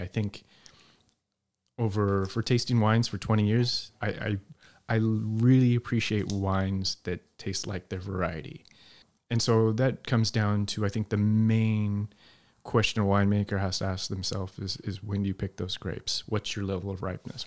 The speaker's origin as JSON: {"language": "English", "town": "Salt Lake City", "region": "Utah", "country": "United States", "tie": "born or raised there", "also_born_or_lived": "Eastern Washington", "moved": "yes", "said": "I grew up in Salt Lake City with no connections to the business"}